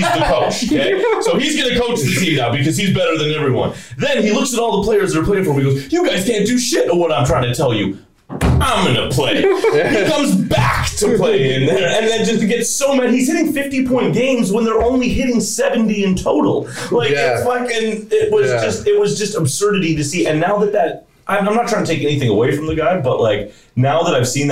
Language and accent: English; Toronto, Ontario, Canada; I'm from Toronto, man. At the time, I grew up in Vince Carter era basketball